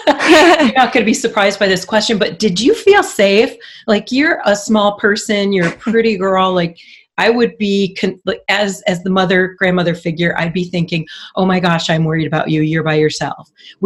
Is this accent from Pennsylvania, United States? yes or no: no; California, United States; I'm from Orange County.